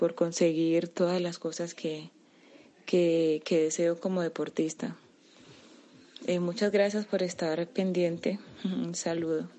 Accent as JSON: {"language": "Spanish", "country": "Colombia", "said": "me siento muy feliz y orgullosa de haber representado a mi país, a mi tierra y a toda mi gente"}